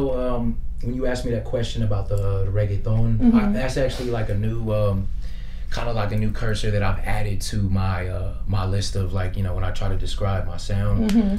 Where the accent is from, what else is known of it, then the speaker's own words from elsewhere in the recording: Victorville, California, United States; also born or lived in New York / San Bernardino; I grew up in California my whole life, pretty much. My family's from Puerto Rico, and my another side of my family's from New York.